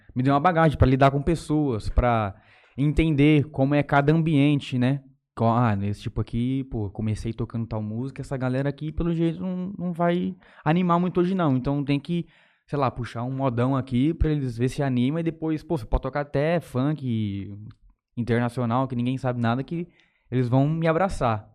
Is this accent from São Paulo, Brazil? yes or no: yes; São Francisco, São Paulo, Brazil; also born or lived in Palmeira d'Oeste; eu sou natural ali de São Francisco mesmo, cidadezinha aqui perto de Jales